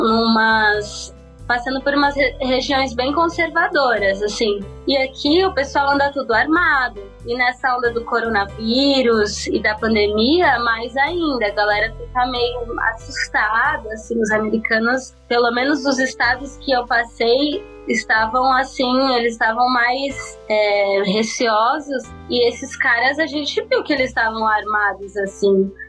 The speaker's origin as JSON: {"language": "Portuguese", "country": "Brazil", "moved": "as an adult", "lives_now": "United States", "said": "a gente que é de São Paulo e do Rio"}